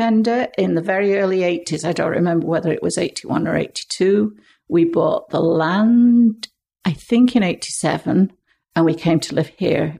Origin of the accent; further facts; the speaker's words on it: England, United Kingdom; now in Canada; And so we came over from England for the opening of the museum, and Dave headed up the natural history department, which eventually became a dinosaur department and became the Drumheller Museum.